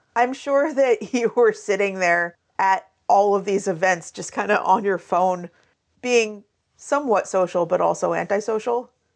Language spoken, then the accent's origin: English; Pacific Northwest, United States; also born or lived in Alabama; I moved from Alabama up to the Pacific Northwest when I was three.